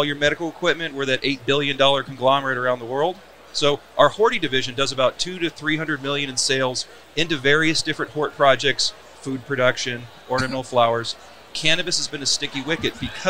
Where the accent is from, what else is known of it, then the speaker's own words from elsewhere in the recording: Tucson, Arizona, United States; I grew up in Tucson